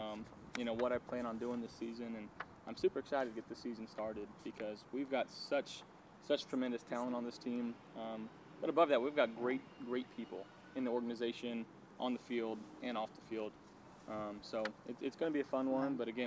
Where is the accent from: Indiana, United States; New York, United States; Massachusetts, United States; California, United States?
California, United States; Fresno; born or raised there; now in Buffalo, United States